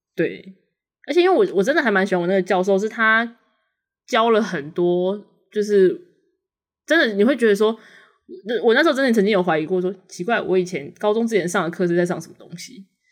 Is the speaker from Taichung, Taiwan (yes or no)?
no; Taoyuan, Taiwan; also born or lived in central-southern Taiwan (birthplace); 我家虽然我们是就是桃园，但因为我家都是中南部的人